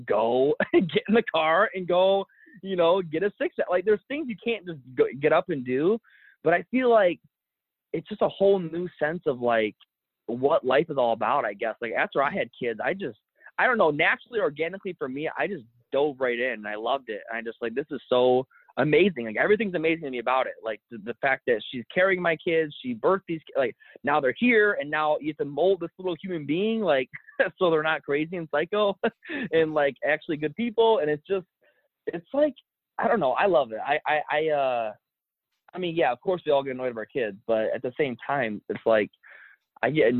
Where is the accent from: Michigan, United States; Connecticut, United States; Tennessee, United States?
Michigan, United States; we still live in the same county that we grew up in Michigan